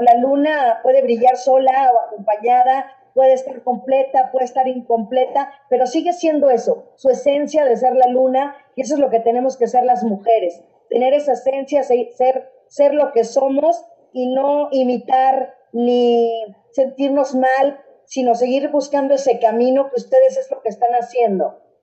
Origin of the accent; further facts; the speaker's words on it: Mexico; nosotros como mexicanos